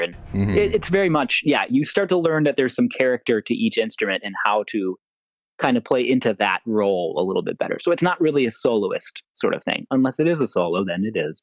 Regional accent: Atlanta, Georgia, United States; I was growing up in Atlanta at the time.

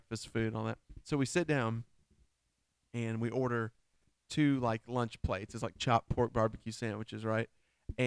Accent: Georgia, United States; I'm from Georgia.

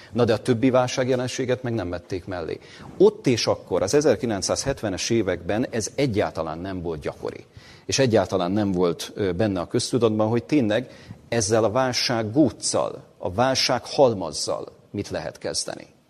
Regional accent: Hungary; amit mi magyarként Magyarországon megélünk

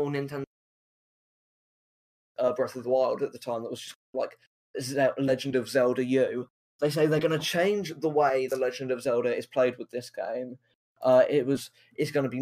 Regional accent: United Kingdom; I'm a British man

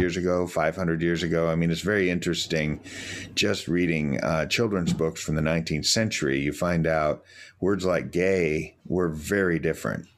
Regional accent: United States; I'm an American

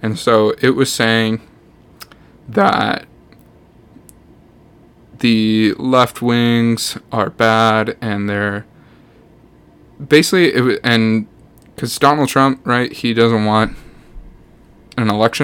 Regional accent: Canada; also born or lived in Winnipeg / Hamilton; I am a Toronto Maple Leafs fan as a Canadian.

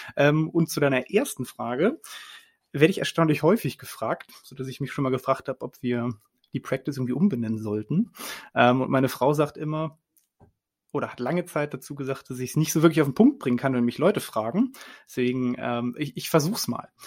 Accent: Cologne, North Rhine-Westphalia, Germany; ich rede auch als Kölner

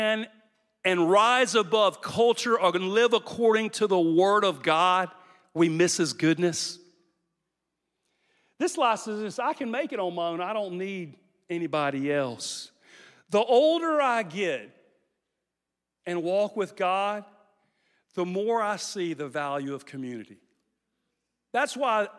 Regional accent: Louisiana, United States; now in Jacksonville, United States; we're from Louisiana

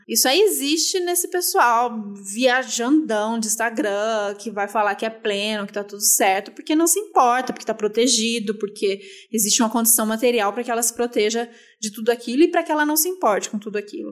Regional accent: Brazil; sendo brasileiro em 2021?

